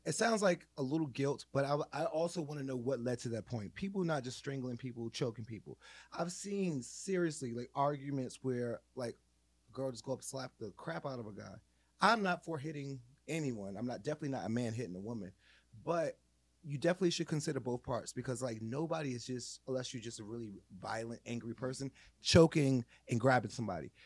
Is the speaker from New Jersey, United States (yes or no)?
yes; Jersey City, New Jersey, United States; moved away; I'm from Jersey City, the hood, I didn't stay there a long time